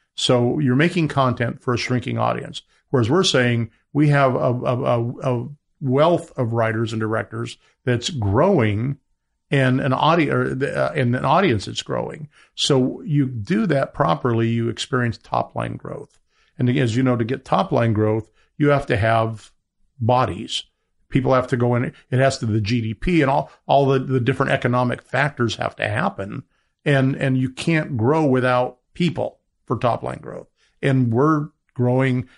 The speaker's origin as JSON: {"language": "English", "region": "Colorado", "country": "United States", "also_born_or_lived": "Los Angeles", "moved": "as an adult", "said": "I was a guy from Colorado"}